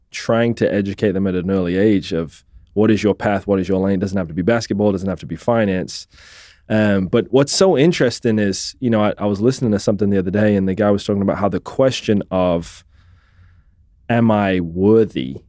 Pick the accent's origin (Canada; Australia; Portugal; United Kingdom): United Kingdom; England; moved away as an adult; also born or lived in Scotland; now in Tulsa, United States; I was born in Scotland, raised in England.